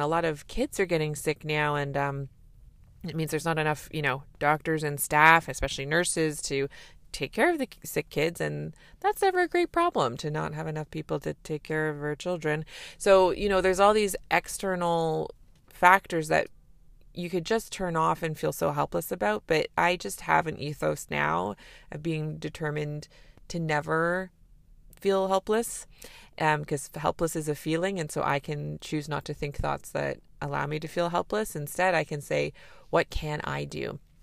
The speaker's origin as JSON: {"language": "English", "country": "Canada", "said": "I'm a Canadian family physician"}